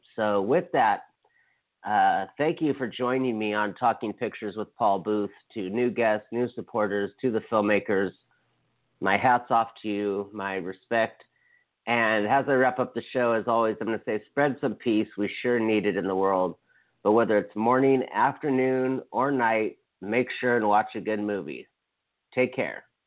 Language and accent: English; United States; as an American and a citizen and someone who voted